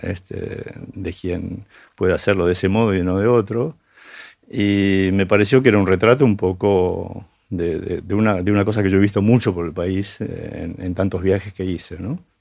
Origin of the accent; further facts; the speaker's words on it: Argentina; somos los argentinos